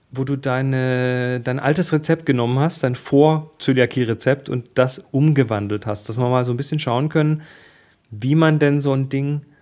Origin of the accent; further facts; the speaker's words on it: Baden-Württemberg, Germany; wir, wir kommen ja aus dem Schwabenland.